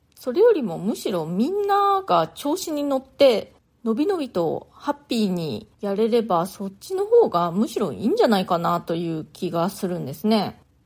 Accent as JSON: {"language": "Japanese", "country": "Japan", "tie": "born or raised there", "moved": "as an adult", "lives_now": "New York, United States", "said": "大人になるまで日本で育ちました"}